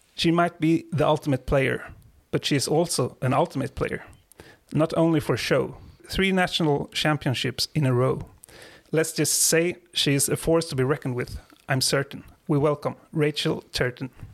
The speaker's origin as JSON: {"language": "English", "country": "Sweden", "said": "I'm from Sweden."}